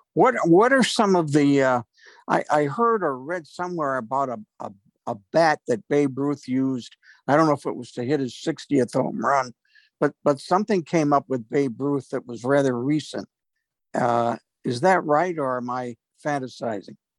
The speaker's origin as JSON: {"language": "English", "town": "Rochester", "region": "New York", "country": "United States", "tie": "born or raised there", "said": "I grew up in Rochester, New York, when they were a farm club of the St. Louis Cardinals"}